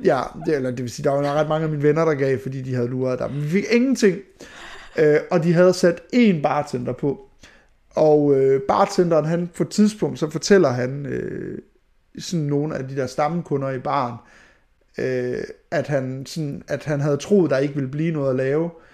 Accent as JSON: {"language": "Danish", "town": "Skanderborg", "region": "Central Denmark Region", "country": "Denmark", "moved": "yes", "said": "Jeg er fra Skanderborg"}